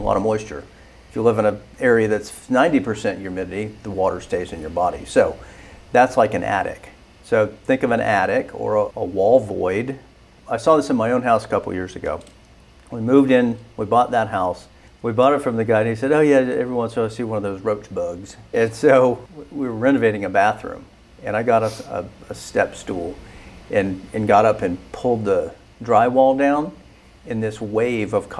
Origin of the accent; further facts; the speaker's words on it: Florida, United States; now in Georgia, United States; I grew up in Florida